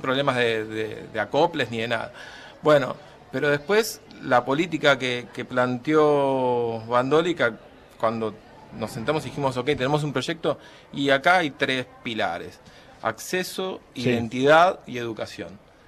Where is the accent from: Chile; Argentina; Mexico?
Argentina; somos argentinos